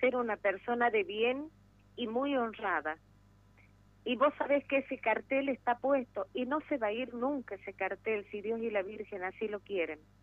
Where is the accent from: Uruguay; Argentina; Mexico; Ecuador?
Argentina; soy argentina por nacimiento y ferretera por opción